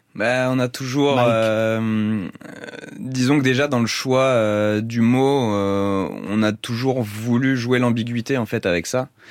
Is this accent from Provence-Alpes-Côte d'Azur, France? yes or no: no; Paris, Île-de-France, France; On est parisien